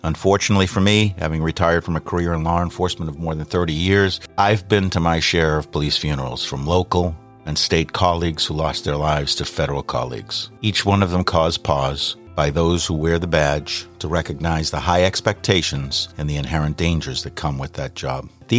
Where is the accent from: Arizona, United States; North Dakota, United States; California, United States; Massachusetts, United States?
Massachusetts, United States; Boston; from Boston.